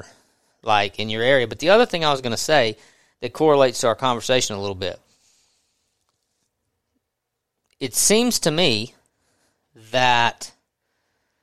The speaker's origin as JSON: {"language": "English", "region": "Southwest Mississippi", "country": "United States", "said": "I'm from Southwest Mississippi"}